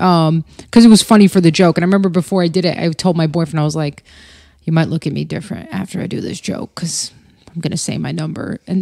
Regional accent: Albania; born there; But yeah, I was born in 1984 in Albania.

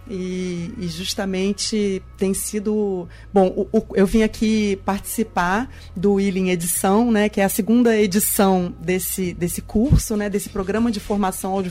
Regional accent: Rio de Janeiro, Brazil; a gente está fazendo uma modalidade intensiva porque eu sou do Rio, né?

